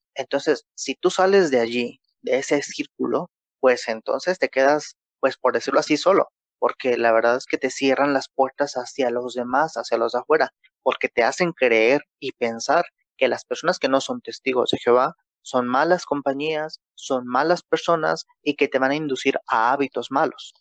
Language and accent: Spanish; Mexico; Acá en México, yo soy de México